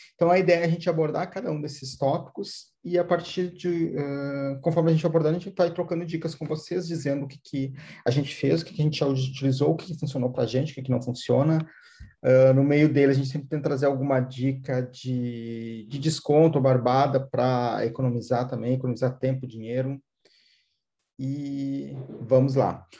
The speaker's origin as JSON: {"language": "Portuguese", "town": "Porto Alegre", "region": "Rio Grande do Sul", "country": "Brazil", "said": "eu sou aqui de, de Porto Alegre"}